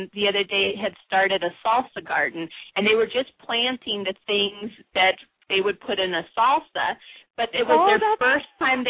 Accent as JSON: {"language": "English", "region": "Southern California", "country": "United States", "tie": "born or raised there", "said": "I grew up in Southern California"}